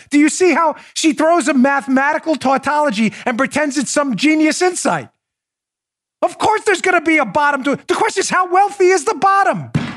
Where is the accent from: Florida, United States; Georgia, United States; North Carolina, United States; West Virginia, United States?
Florida, United States; my home state of Florida